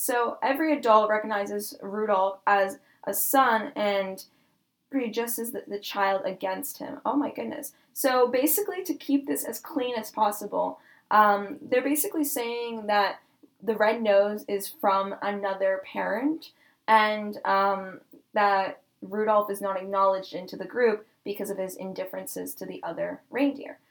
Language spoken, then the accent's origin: English; Chicago, Illinois, United States; now in Canada; I'm actually from Chicago, but I live in Canada